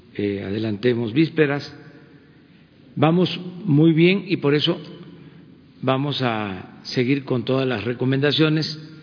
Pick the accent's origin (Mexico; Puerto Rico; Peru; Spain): Mexico; somos los mexicanos